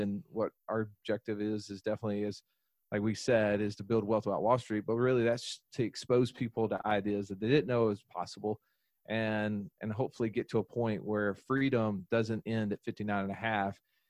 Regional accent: the Bible Belt, United States; And, you know, growing up in the Bible Belt, the golden rule was, you know, to do unto others as you would have them do unto you, right?

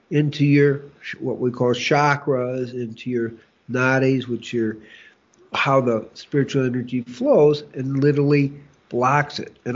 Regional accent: Chicago, Illinois, United States; well growing up in Chicago

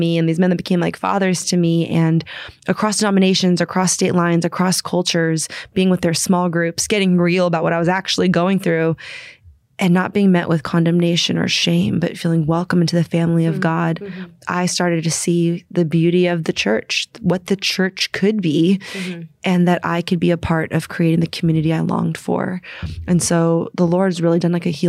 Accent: San Francisco, California, United States; I'm originally from San Francisco

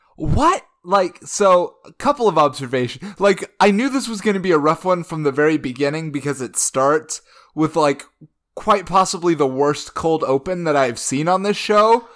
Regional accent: Oklahoma City, Oklahoma, United States; I was born in Oklahoma City

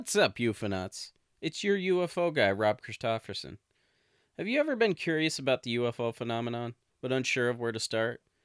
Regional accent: Midwest, United States; I'm from the Midwest

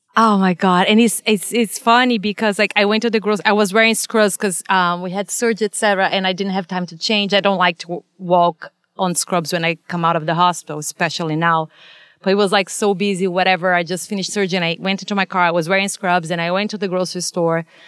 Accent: Brazil; moved away as an adult; now in United States; I was born and raised in, in Brazil, and I came here. I was already a veterinarian when I came

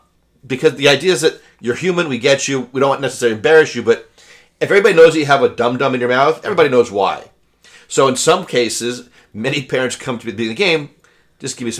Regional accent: Colorado, United States; I grew up in Colorado

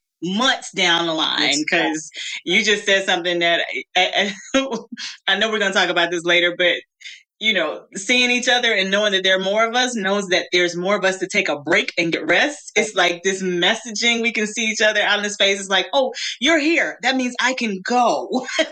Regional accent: Greenville, Mississippi, United States; I'm from the Mississippi Delta. I'm a Southern girl. I was born and raised in Greenville, Mississippi

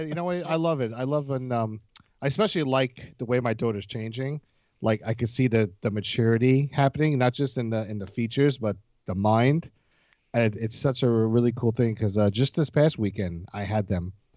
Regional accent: United States; I'm from America.

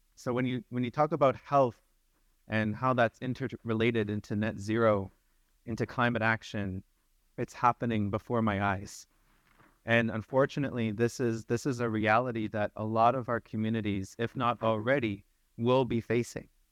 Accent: Sturgeon Lake Cree Nation, Alberta, Canada; I'm from Surgeon Lake Cree Nation, proud citizen of and Treaty eight territory.

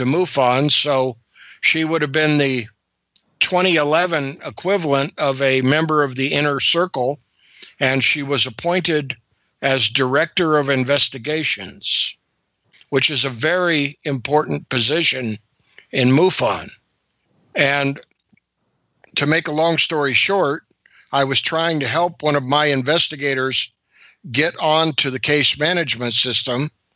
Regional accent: San Francisco Bay Area, California, United States; moved away as an adult; also born or lived in Aberdeen, Washington; I grew up in the San Francisco Bay Area

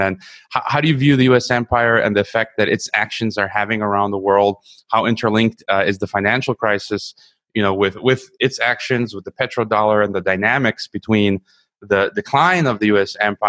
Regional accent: United States; I'm an American, I love America, I love the American Republic

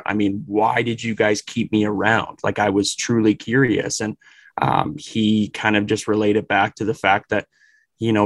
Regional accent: Leduc, Alberta, Canada; also born or lived in Humboldt, Saskatchewan; now in Calgary, Canada; I grew up in Leduc, which I wouldn't say is a small town

